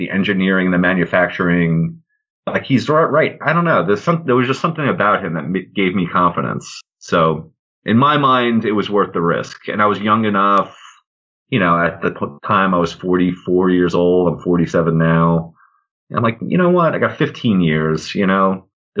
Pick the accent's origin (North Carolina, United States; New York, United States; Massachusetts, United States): New York, United States; Long Island; also born or lived in Potsdam, New York; I grew up in Long Island, New York.